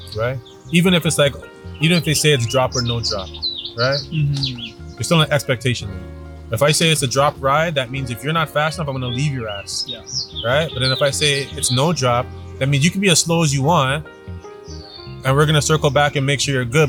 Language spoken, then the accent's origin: English; Toronto, Ontario, Canada; I grew up in Scarborough. I grew up in a very white neighborhood in Scarborough